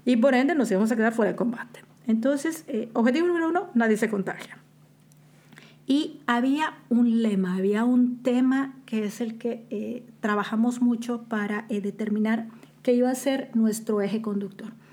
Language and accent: Spanish; Mexico; also born or lived in Boston; now in Qatar; como mexicanos